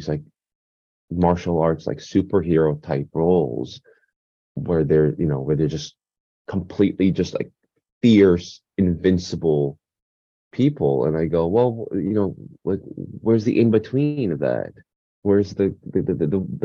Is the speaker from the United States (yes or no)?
no; Canada; also born or lived in South Korea; Growing up in Canada in the 90s, a family immigrated